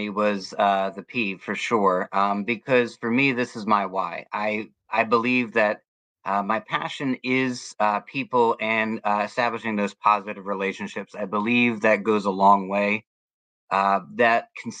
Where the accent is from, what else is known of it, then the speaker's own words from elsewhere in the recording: Germantown, Maryland, United States; now in Florida, United States; I grew up in Germantown, Maryland